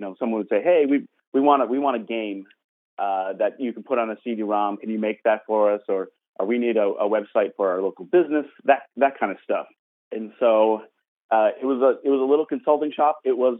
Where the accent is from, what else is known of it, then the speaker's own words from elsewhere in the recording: Wisconsin, United States; also born or lived in Minnesota; now in San Francisco, United States; No, I grew up in the Midwest, born in Minnesota, but grew up in Wisconsin, right next door.